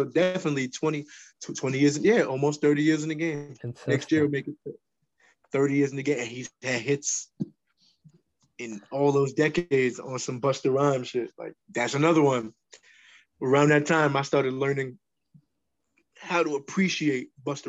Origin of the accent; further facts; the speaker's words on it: New York City, New York, United States; I was born in Brooklyn